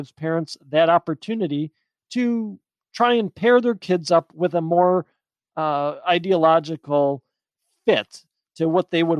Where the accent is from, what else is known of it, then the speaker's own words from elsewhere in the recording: Wisconsin, United States; my home state of Wisconsin